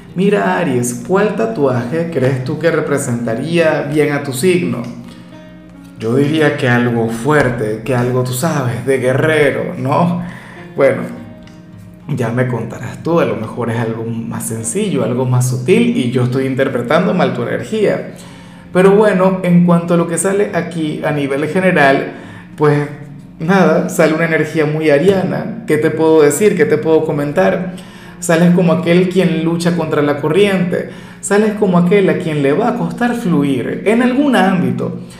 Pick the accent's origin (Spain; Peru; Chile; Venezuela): Venezuela; mi país